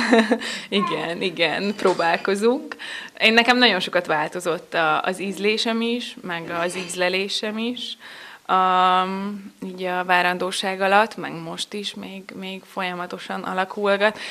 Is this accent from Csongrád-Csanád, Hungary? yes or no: no; Nemesnádudvar, Bács-Kiskun, Hungary; Én is eh, a környékből származom, a szomszéd településről, Nemesnád udvaron születtem.